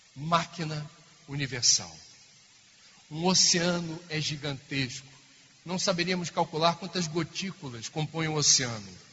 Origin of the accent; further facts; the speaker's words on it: Rio de Janeiro, Brazil; lá no Rio de Janeiro, de onde eu venho